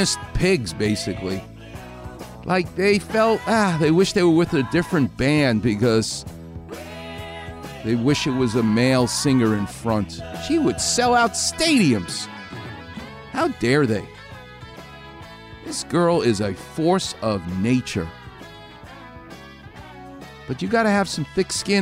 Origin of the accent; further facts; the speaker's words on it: New York City, New York, United States; I'm from Far Rockaway.